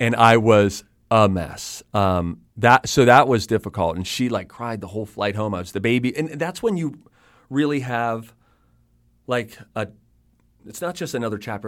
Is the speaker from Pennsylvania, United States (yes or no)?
yes; Pittsburgh, Pennsylvania, United States; moved away; I'm from Pittsburgh